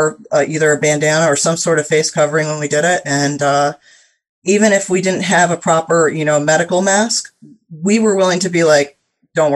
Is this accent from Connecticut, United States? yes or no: yes; Norwalk, Connecticut, United States; I am from Norwalk, Connecticut